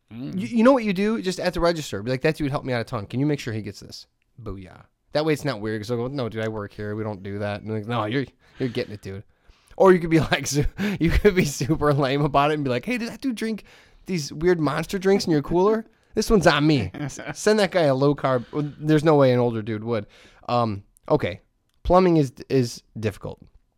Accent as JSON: {"language": "English", "town": "Hessville", "region": "Indiana", "country": "United States", "tie": "born or raised there", "said": "I grew up in Hessville. I used to always go to Lindy's and Kennedy all the time."}